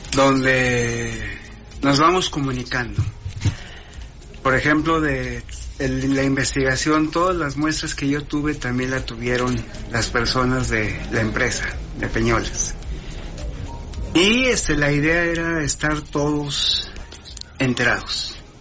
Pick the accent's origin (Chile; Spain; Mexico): Mexico; Torreón, Coahuila; also born or lived in London; yo soy de Torreón